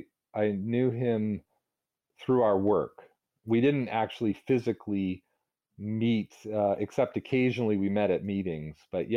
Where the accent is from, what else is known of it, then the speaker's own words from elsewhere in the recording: the South, United States; because I remember my friends, some of them were racist, you know, because I was growing up in the South.